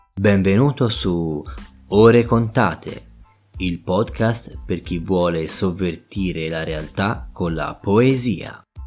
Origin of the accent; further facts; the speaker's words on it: Tuscany, Italy; Da buon toscano